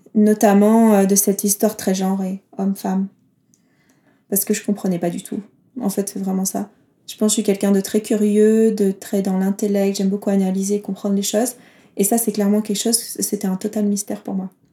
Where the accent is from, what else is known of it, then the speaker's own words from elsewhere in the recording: south of France, France; now in Geneva, Switzerland; Je viens du sud de la France, vers euh, le sud de l'Ardèche, Toulouse, Marseille